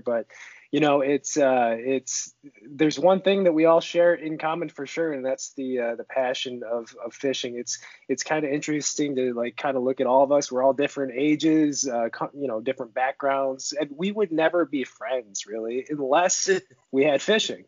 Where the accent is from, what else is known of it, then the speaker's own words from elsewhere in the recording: Seneca Falls, New York, United States; moved away as an adult; now in Northern California, United States; grew up in Seneca Falls, New York uh, for the first 25 years of my life